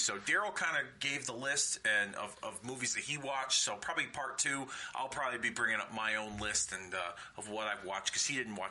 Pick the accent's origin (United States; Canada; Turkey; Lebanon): United States; Hartford, Connecticut; 15 years since the last time WWE brought a pay-per-view to my hometown of Hartford, Connecticut